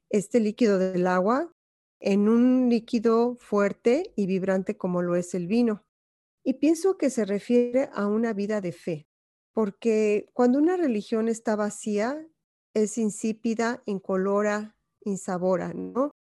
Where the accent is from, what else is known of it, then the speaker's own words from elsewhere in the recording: Mexico; moved away; yo salí de México en el 2005 y tenía una situación más o menos, pero por una crisis que tuve muy fuerte, em, el llegar aquí, Dios me proveyó con cosas mil veces mejor que las que yo tenía en México